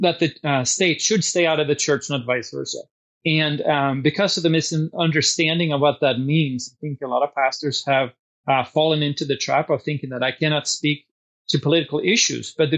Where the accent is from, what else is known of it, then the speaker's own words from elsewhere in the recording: Sweden; now in Washington, United States; I grew up in Sweden and I'm a naturalized citizen